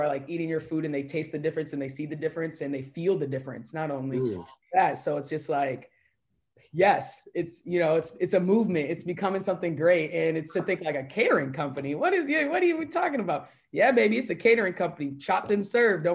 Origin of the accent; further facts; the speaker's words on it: St. Louis Park, Minnesota, United States; I grew up in Minneapolis, Minnesota, St. Louis Parks, to be specific, surrounding neighborhood